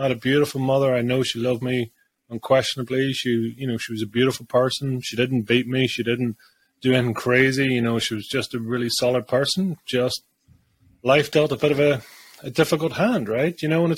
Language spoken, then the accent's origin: English; Bangor, Northern Ireland, United Kingdom; born there; I was born in Bangor, Northern Ireland, back in 1979.